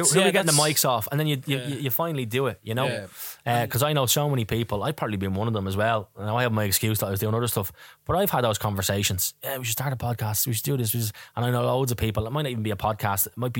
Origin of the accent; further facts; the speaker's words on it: Dublin, Leinster, Ireland; I'm from Tala